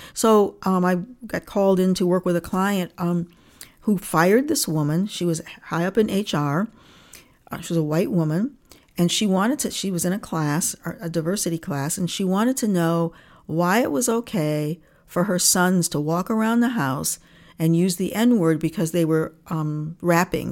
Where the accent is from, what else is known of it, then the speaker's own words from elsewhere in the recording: Niagara Falls, New York, United States; also born or lived in Rochester, New York; I grew up in Niagara Falls, New York, and my parents are Canadians.